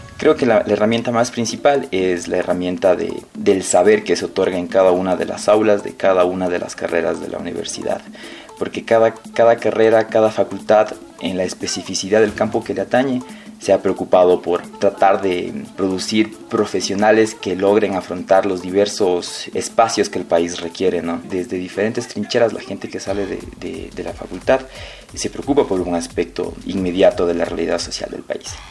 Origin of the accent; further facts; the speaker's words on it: Quito, Pichincha, Ecuador; soy de aquí, de Quito